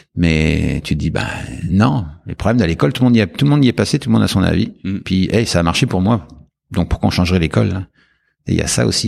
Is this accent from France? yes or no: yes; France; moved away as an adult; en tant que Français